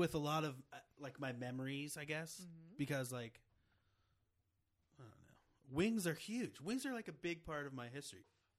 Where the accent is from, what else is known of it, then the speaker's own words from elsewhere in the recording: Cumberland, Maryland, United States; I'm from Cumberland, Maryland.